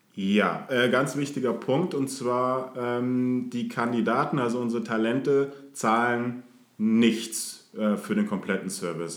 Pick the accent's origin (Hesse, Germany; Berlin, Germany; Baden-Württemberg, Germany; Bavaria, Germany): Bavaria, Germany; Munich; moved away as an adult; geboren in München